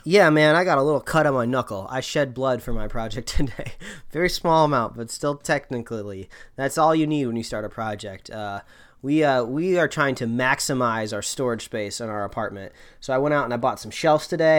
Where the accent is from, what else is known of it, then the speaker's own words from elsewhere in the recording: Indiana, United States; moved away; growing up in Indiana